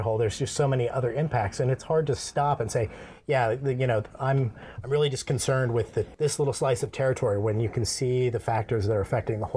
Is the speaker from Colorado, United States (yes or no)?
yes; Colorado, United States; moved away as an adult; also born or lived in Arizona; now in Seattle, United States; I'm originally from Colorado